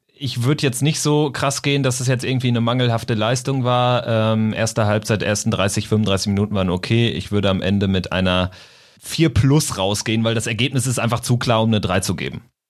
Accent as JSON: {"language": "German", "town": "Lippstadt", "region": "North Rhine-Westphalia", "country": "Germany", "said": "ich komme so aus der Region Lippstadt 08"}